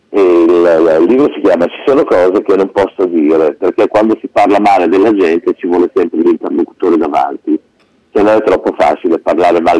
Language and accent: Italian; Modena, Emilia-Romagna, Italy; also born or lived in Piacenza; più o meno ci siamo trasferiti a Modena dopo